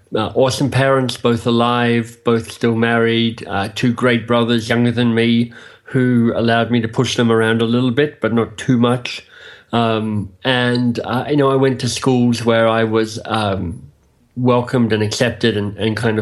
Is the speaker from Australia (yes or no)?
yes; Australia; moved away as an adult; also born or lived in England / Boston; now in Toronto, Canada; I am Australian by birth and have found myself now living in Canada